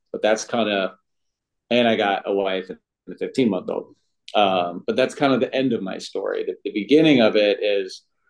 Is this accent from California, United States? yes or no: yes; Oakland, California, United States; Yeah, I'm from Oakland.